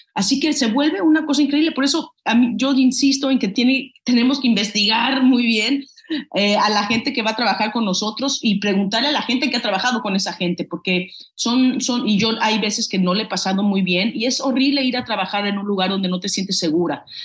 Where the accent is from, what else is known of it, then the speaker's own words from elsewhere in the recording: Mexico; now in United States; somos los, los mexicanos